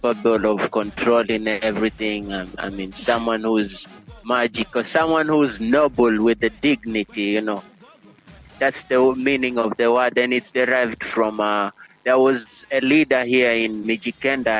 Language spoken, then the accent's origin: English; Coast, Kenya; first language Giriama; English is a second language; Giriama, that's my local language here, my mother language, spoken in coast here